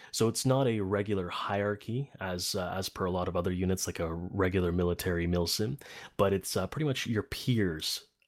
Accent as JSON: {"language": "English", "country": "Poland", "tie": "born or raised there", "moved": "yes", "lives_now": "Canada", "said": "I was born in Poland. I was there for most of my life. But I live in Canada now. I got the citizenship here."}